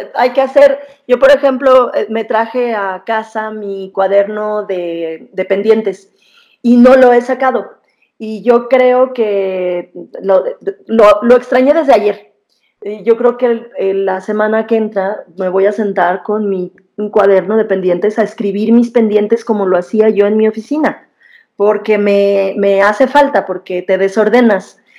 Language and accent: Spanish; Mexico; somos mexicanos